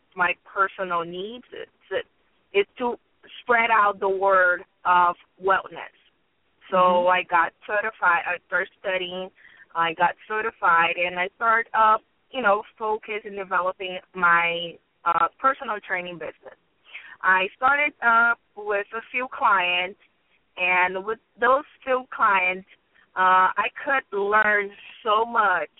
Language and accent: English; Brazil; moved away as an adult; I am from Brazil